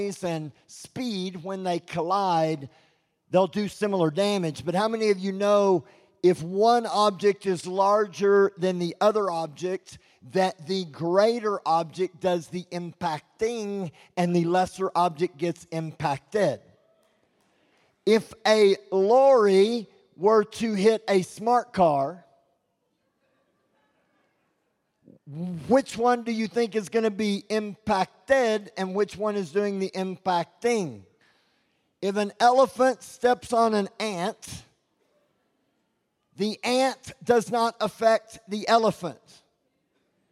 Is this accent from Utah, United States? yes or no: no; Texas, United States; I'm from Texas, and I'm loud